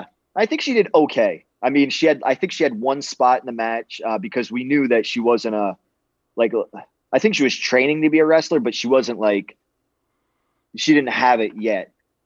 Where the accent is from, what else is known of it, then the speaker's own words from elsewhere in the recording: Arizona, United States; We were the bad guys because I was from Arizona and they portrayed us as like Republicans or something.